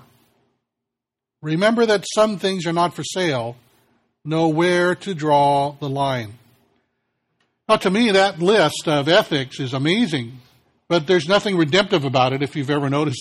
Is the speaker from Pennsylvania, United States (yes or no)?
no; California, United States; as a Californian